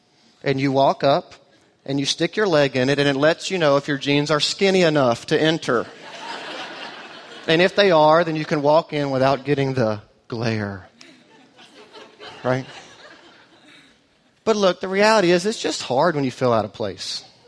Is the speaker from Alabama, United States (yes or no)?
yes; Auburn, Alabama, United States; now in Austin, United States; we are transplants to Austin. She grew up in East Texas. I grew up in Auburn, Alabama. Both of those places are light years away from here culturally.